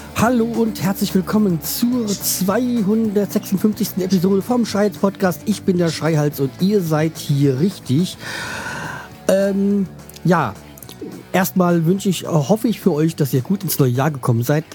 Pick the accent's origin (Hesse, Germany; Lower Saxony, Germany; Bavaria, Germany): Hesse, Germany; Frankfurt; als Frankfurter